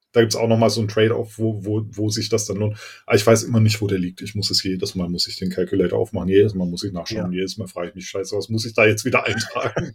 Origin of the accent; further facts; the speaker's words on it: Berlin, Germany; ich bin aus Berlin und äh, bin CTO bei der MAPR e Consulting GmbH